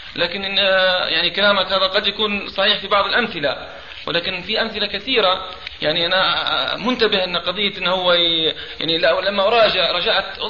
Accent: Libya; moved away; انا طالب ليبي هنا في الشريعه

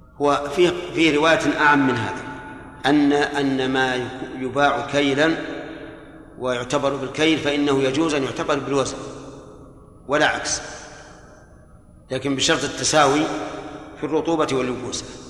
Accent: Saudi Arabia; هنا في عندنا في, في المملكة

